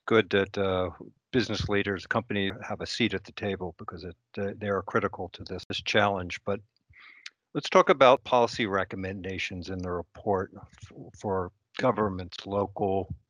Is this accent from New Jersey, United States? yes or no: yes; New Jersey, United States; dumped 11 inches of rain in one night in my hometown in New Jersey.